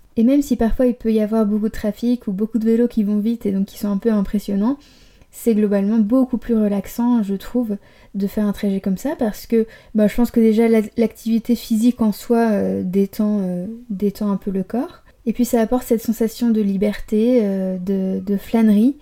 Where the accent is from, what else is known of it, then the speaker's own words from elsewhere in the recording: Paris, Île-de-France, France; moved away as an adult; also born or lived in Barcelona; now in Amsterdam, Netherlands; je suis née à Paris et j'ai vécu euh, dans la région parisienne à peu près jusqu'à mes 20 ans